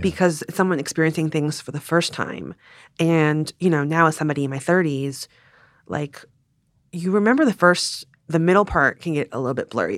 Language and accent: English; Richmond, Virginia, United States; growing up in Richmond, Virginia